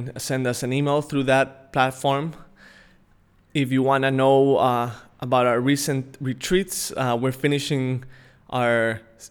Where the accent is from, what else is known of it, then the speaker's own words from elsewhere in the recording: Mexico City, Mexico; moved away; also born or lived in Palawan; I'm from Mexico City originally